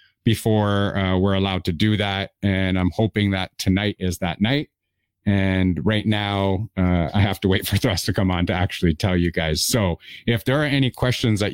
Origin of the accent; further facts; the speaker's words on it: Toronto, Ontario, Canada; I am originally from Toronto, Canada